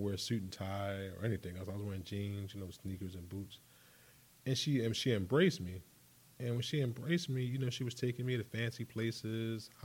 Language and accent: English; Philadelphia, Pennsylvania, United States; Born and raised in Philadelphia.